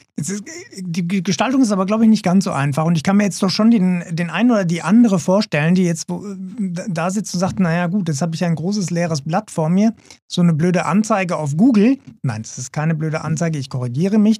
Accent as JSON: {"language": "German", "country": "Germany", "said": "als Deutscher"}